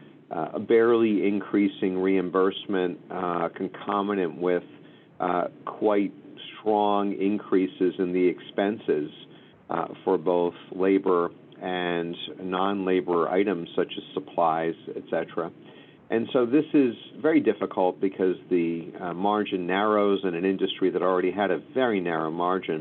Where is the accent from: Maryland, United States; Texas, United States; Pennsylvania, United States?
Pennsylvania, United States; Philadelphia; moved away as an adult; also born or lived in Los Angeles; now in New York, United States; I was raised in Philadelphia